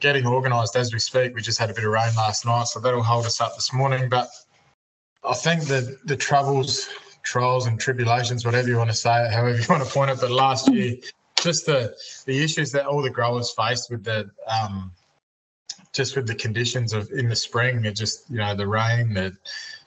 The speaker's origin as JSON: {"language": "English", "town": "Mallala", "region": "South Australia", "country": "Australia", "said": "So I'm from Mullala, a small town called Mullala, which is about an hour north of Adelaide"}